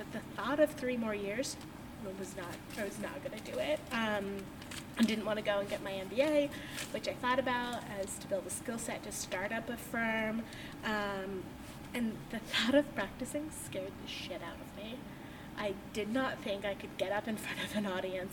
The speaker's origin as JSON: {"language": "English", "country": "United States", "tie": "born or raised there", "also_born_or_lived": "Alaska / Washington / Ohio", "moved": "as an adult", "said": "I grew up in Washington and Alaska, both on islands, actually. I did not move to any sort of mainland until I was 20"}